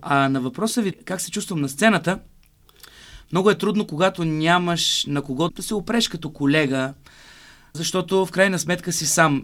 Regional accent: Burgas, Burgas Province, Bulgaria; moved away; в родния ми град Бургас

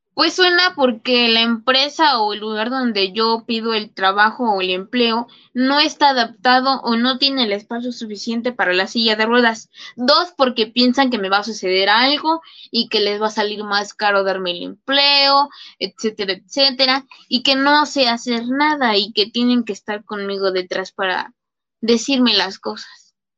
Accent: State of Mexico, Mexico; a mi país, México, y obviamente pues al lugar de donde yo soy, que es el Estado de México, donde yo vivo

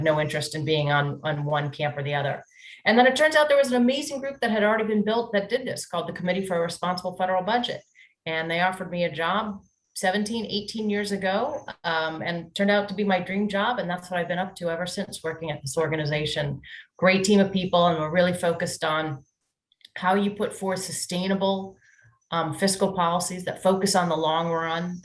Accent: Washington, District of Columbia, United States; I'm actually a third generation native Washingtonian

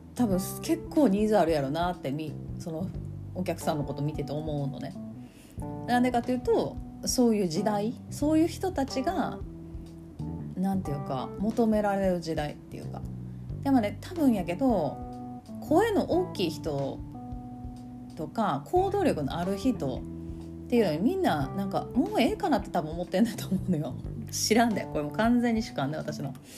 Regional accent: Kansai, Japan; accent: Kansai-ben

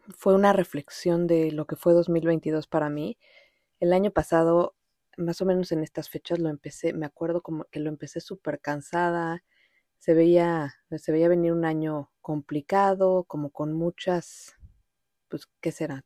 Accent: Mexico City, Mexico; first language Spanish; moved away as an adult; also born or lived in Montreal; pues soy mexicana, nací en México, en la Ciudad de México, y ahí viví pues casi toda mi vida

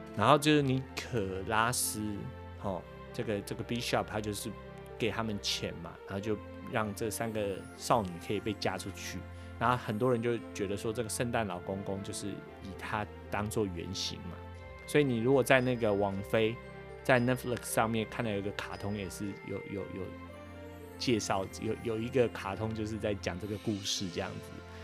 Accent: Taipei, Taiwan; now in United States; 我是在台北长大，出生跟长大，但是我的爸爸是从嘉义来的

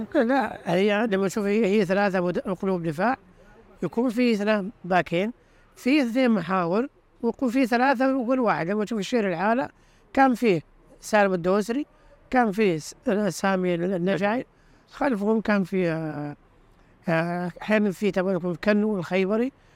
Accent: Saudi Arabia; عندنا في السعودية

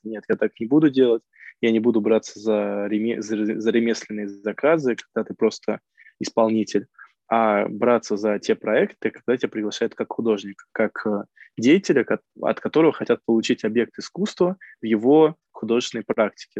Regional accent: Michurinsk, Tambov Oblast, Russia; moved away as an adult; now in Voronezh, Russia; Родился в Мичуринске, живу и работаю в Воронеже уже как два года.

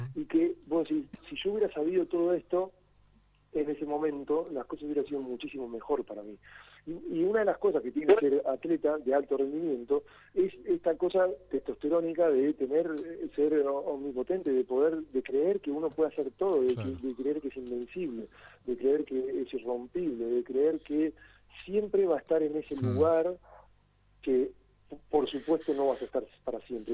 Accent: Argentina; nosotros, siendo Argentina

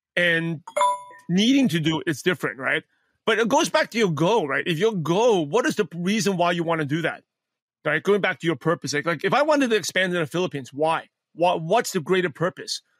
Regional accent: New York City, New York, United States; English is a second language; born and raised in Brooklyn, New York.

